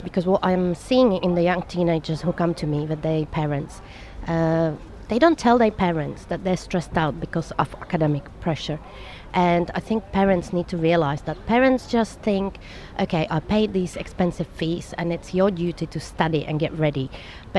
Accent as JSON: {"language": "English", "region": "Prague", "country": "Czechia", "moved": "yes", "lives_now": "Dubai, United Arab Emirates", "said": "I come from Prague, Czech Republic, which was communist country"}